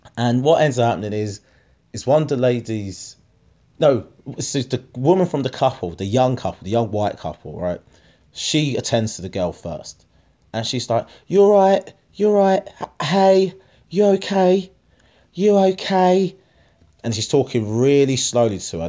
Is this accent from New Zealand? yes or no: no; Harlow, East of England, United Kingdom; Harlow, that's my hometown